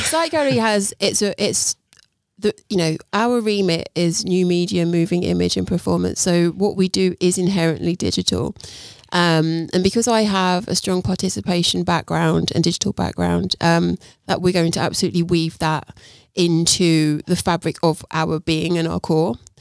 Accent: Luton, East of England, United Kingdom; moved away as an adult; also born or lived in Brighton / London; I was born in Luton.

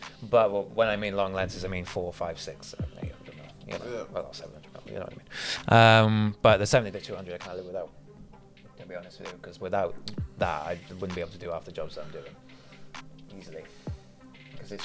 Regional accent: Somerset, South West England, United Kingdom; now in Cardiff, United Kingdom

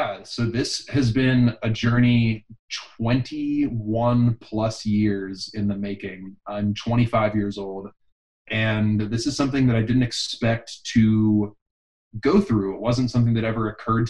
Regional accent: Pittsburgh, Pennsylvania, United States; now in Austin, United States; I was born in Pittsburgh. I live in Austin, Texas now.

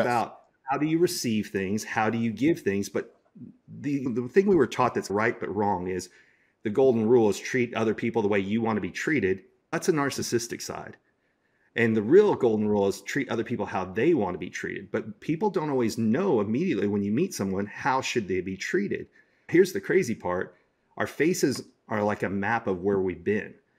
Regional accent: Dallas, Texas, United States; my hometown, Dallas, Texas

